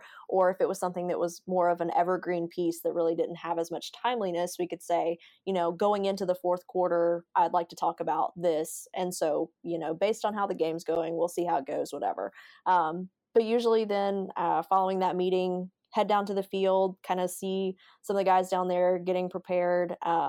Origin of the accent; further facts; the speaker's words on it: Alabama, United States; So I'm originally from Alabama.